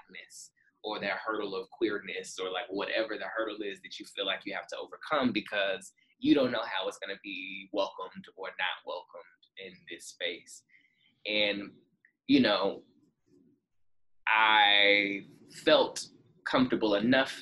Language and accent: English; Dallas, Texas, United States; moved away as an adult; also born or lived in Houston / New York City; I'm originally from Dallas, but I moved to Houston